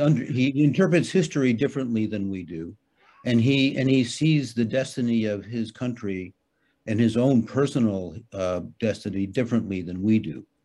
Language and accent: English; United States; now in Hamburg, Germany; I'm an American citizen and I, you know, for me, Germany is sort of a pit stop.